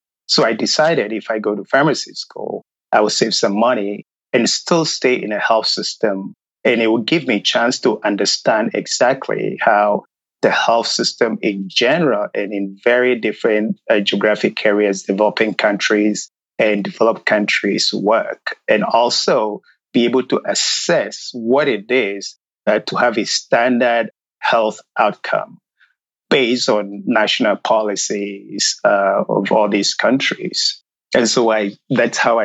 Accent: Ghana; moved away as an adult; now in United States; coming from Ghana, or growing up in Ghana, shall I say, I grew up in a very rural area

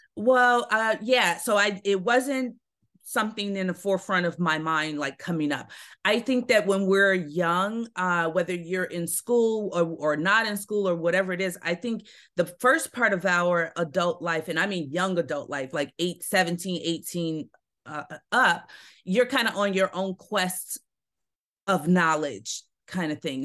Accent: Chicago, Illinois, United States; also born or lived in Altgeld Gardens, Chicago; we moved from Augale to, um, to Roseland, so that's really where I spent the majority of my childhood.

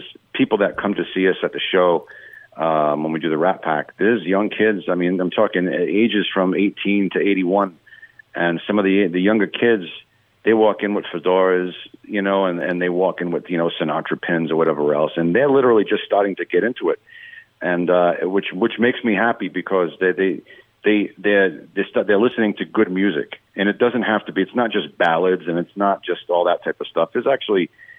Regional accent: East Coast, United States; accent: East Coast; I'm from the East Coast too. So I have some of that dialect that he had.

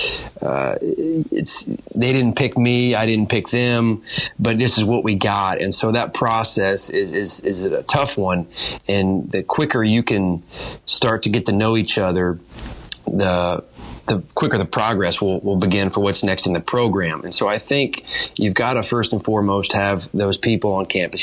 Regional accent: Fort Wayne, Indiana, United States; moved away; I'm from Fort Wayne, Indiana

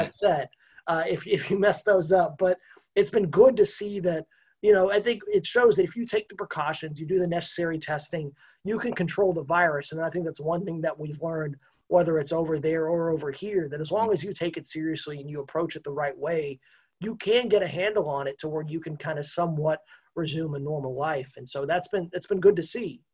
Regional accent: Texas, United States; I'm a Texan

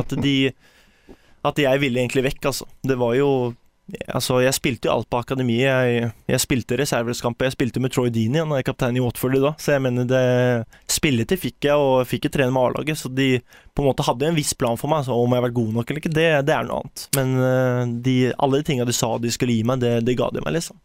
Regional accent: Porsgrunn, Telemark, Norway; moved away; Man hadde fantastisk oppvekst her på vestsida

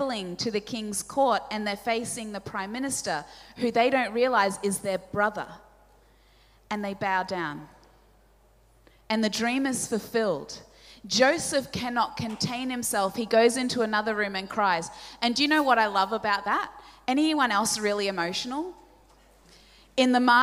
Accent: Australia; first language Polish; English is a second language; I'm the daughter of two Polish immigrants, and they moved here from Poland just before I was born. They didn't speak any English, and so my first language was Polish.

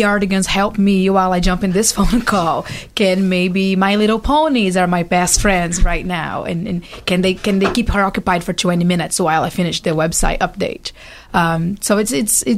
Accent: Brazil; now in United States; I'm from Brazil. All my family is in Brazil.

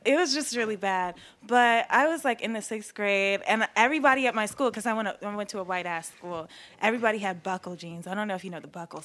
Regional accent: Durham, North Carolina, United States; also born or lived in Charlottesville, Virginia; I was born in Charlottesville, North not North Carolina, Virginia. Okay. And um, yeah, I was raised in Durham.

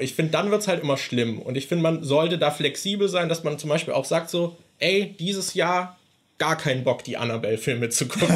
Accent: Germany; wir sind halt beide in Deutschland aufgewachsen

